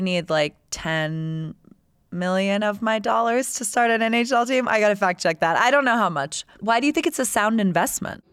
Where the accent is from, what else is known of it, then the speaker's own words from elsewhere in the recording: Tampa, Florida, United States; moved away; I grew up in Tampa Bay